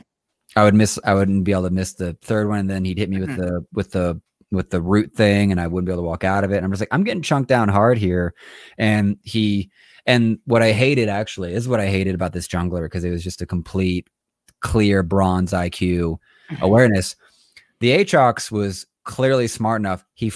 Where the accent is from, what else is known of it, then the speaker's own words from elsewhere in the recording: Orlando, Florida, United States; now in Salt Lake City, United States; I'm in Salt Lake, and I was from Orlando.